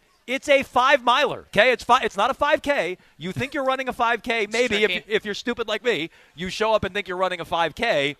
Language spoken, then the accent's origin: English; Vermont, United States; I'm from Vermont, not this area of Vermont